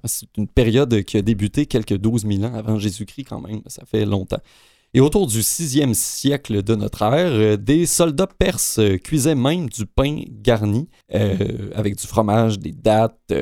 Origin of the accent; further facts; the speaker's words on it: Canada; chez nous au Canada